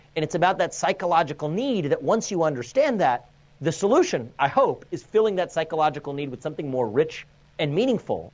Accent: United States; I'm an Indian American. My parents came to this country as immigrants. I'm a first generation American, grew up in an immigrant household

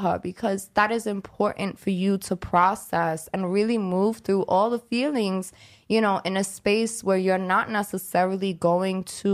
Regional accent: New York City, New York, United States; I'm from Brooklyn

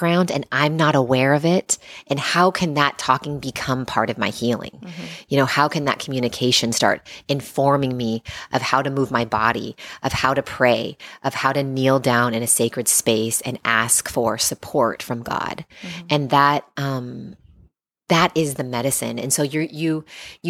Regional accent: Seattle, Washington, United States; moved away; I grew up in Seattle

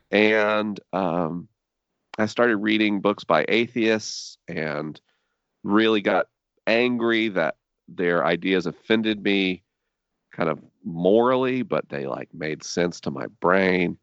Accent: Tallahassee, Florida, United States; maybe three things define my childhood. One, being Tallahassee

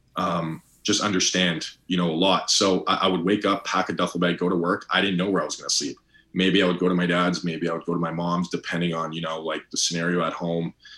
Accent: Toronto, Ontario, Canada; now in United States; I grew up born and raised in Toronto, Ontario

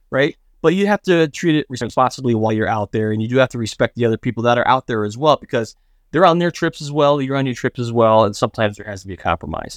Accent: United States; as an American

